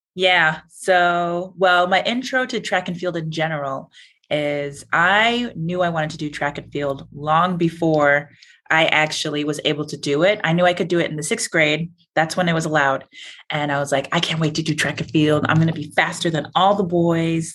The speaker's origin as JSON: {"language": "English", "region": "Illinois", "country": "United States", "said": "I'm from Illinois"}